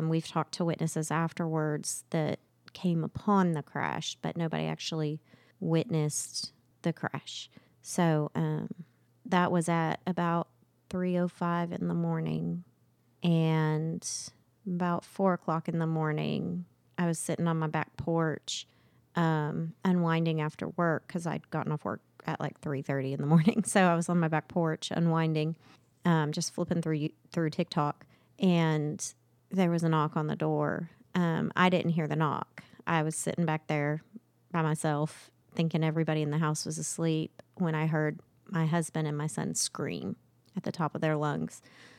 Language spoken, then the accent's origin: English; Edmond, Oklahoma, United States; I am from Edmond, Oklahoma.